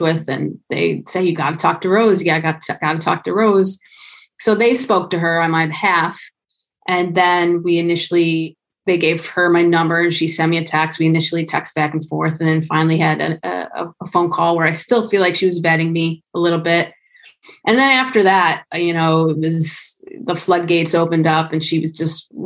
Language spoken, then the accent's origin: English; Buffalo, New York, United States; born and raised in Buffalo